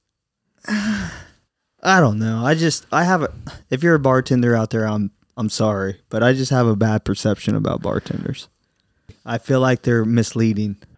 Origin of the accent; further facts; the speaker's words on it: United States; we're American